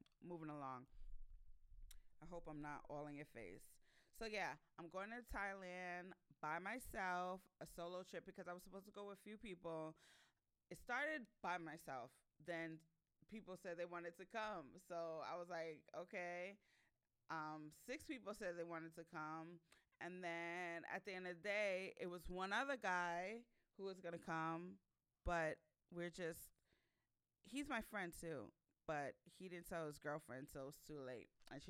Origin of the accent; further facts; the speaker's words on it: Ghana; I'm from Ghana, West Africa. So I've been to Accra, or Ghana plenty of times since I was born. I lived there for 7 months a few years ago.